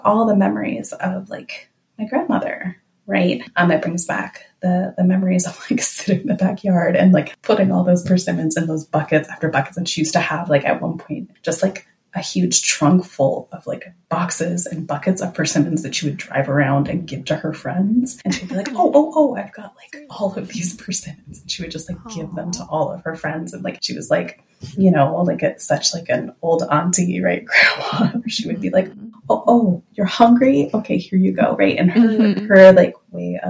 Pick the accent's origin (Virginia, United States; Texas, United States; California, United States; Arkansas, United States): California, United States; Los Angeles; moved away as an adult; also born or lived in Oakland / Twin Cities; now in Minneapolis, United States; growing up in Southern California, my grandparents moved from Tuishan, which is in southern China. They immigrated to the U.S. and they immigrated through Angel Island into San Francisco and eventually moved from San Francisco to Los Angeles. And that's, you know, where I was raised.